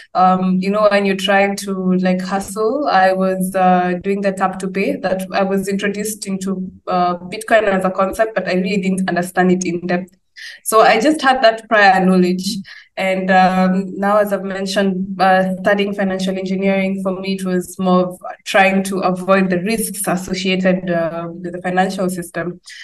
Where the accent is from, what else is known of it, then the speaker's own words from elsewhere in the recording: Kenya; I come from Kenya.